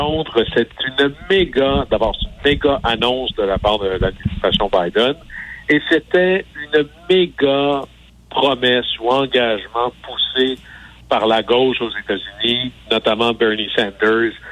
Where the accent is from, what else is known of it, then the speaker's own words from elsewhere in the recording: Quebec, Canada; moved away; toi et moi, on vient du Saguenay-Lac-Saint-Jean.